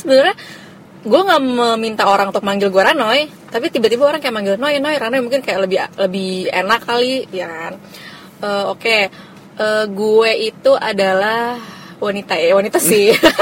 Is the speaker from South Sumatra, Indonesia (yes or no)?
no; Jakarta, Indonesia; iya gue Jakarta asli tapi nyokap gue orang Pemalang